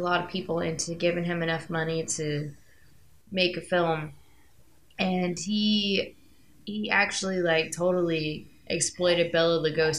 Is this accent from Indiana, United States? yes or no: yes; Indiana, United States; We're from Indiana, where all the psychos come from, because we have nothing to do. There's corn here